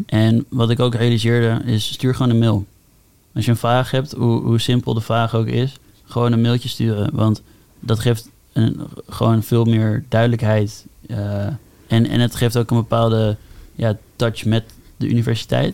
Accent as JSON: {"language": "Dutch", "town": "Amsterdam", "region": "North Holland", "country": "Netherlands", "tie": "born or raised there", "moved": "yes", "said": "ik kom uit Amsterdam, dus toen ik voor vanuit de middelbare school eh, mijn keuze ging maken om een HBO te doen, mhm. besloot ik al best wel snel om gewoon in Amsterdam te blijven, mhm. bij mijn ouders wonen"}